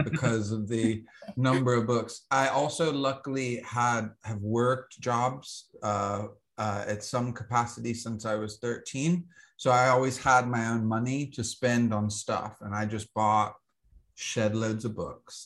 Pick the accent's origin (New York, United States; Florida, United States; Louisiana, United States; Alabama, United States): Alabama, United States; I grew up in Alabama